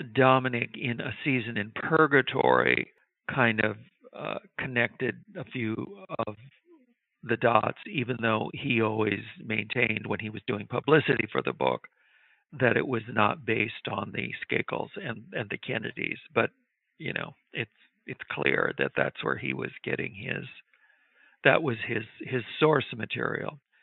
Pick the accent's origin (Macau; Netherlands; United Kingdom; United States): United States; Midwest; I grew up in the Midwest